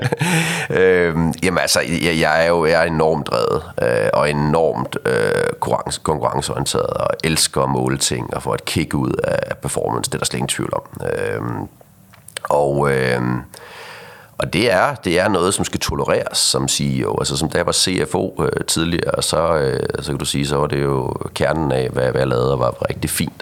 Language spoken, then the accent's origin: Danish; Aarhus, Central Denmark Region, Denmark; accent: Aarhus dialect; now in Copenhagen, Denmark; jeg flyttede til, til København i sin tid fra, fra Aarhus af, som du sikkert kan høre på min, øh, øh på min dialekt her